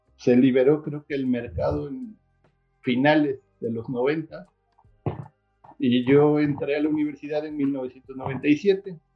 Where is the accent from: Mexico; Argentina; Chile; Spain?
Mexico; Xico, Veracruz; soy originario de Jico, Veracruz